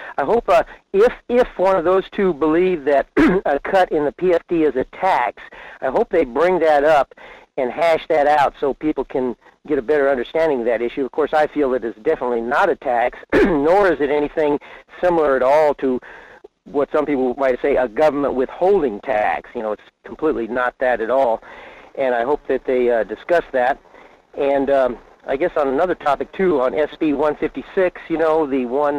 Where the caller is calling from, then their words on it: Fairbanks, Alaska, United States; in Fairbanks.